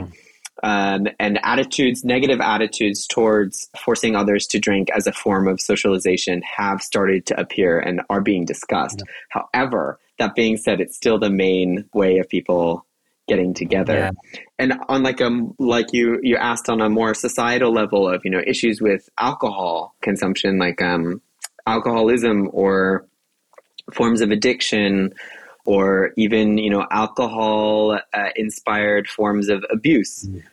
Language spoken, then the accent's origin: English; United States; as an American